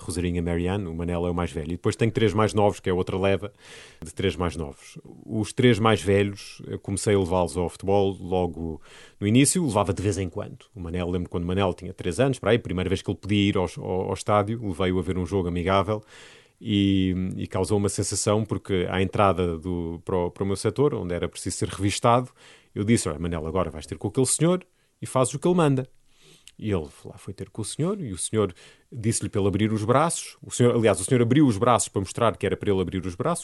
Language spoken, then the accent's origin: Portuguese; Cascais, Lisbon, Portugal; also born or lived in Canada; now in Lisbon, Portugal; eu não tenho um clube local, um clube da minha terra, eh, até porque eu nasci no Canadá, vivi em Cascais